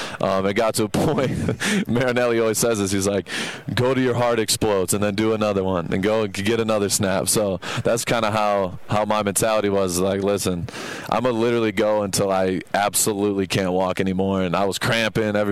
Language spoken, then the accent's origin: English; Texas, United States; I'm from Texas. I've heard that accent before